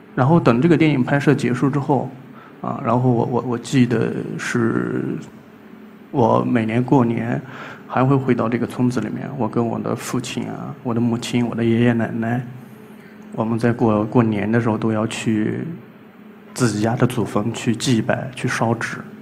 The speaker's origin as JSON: {"language": "Chinese", "town": "Gaotai", "region": "Gansu", "country": "China", "tie": "born or raised there", "moved": "yes", "said": "今年三十二岁， 呃，甘肃高台人。 我出生在一个叫花强子的村庄， 而在这个村子里面有很多湿地"}